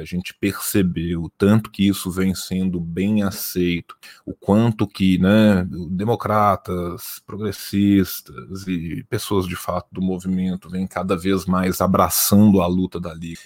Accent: Belo Horizonte, Minas Gerais, Brazil; Eu sou mineiro, eu sou de Belo Horizonte

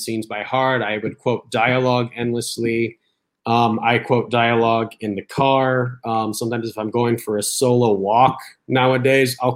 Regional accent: Arizona, United States; moved away as an adult; now in Los Angeles, United States; my native Arizona

